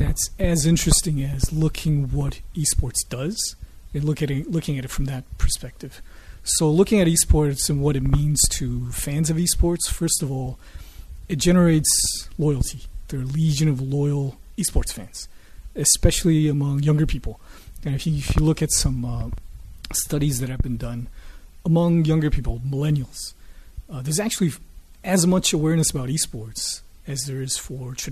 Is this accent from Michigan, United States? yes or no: yes; Michigan, United States; now in Taiwan; I grew up in Michigan